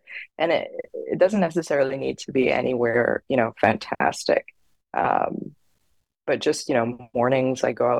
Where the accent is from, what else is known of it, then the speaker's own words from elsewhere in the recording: Barbados; now in Pacific Northwest, United States; I grew up in Barbados